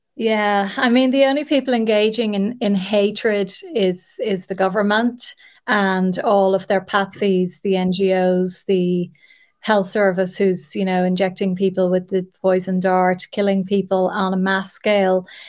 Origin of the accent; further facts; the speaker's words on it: Ireland; an Irish woman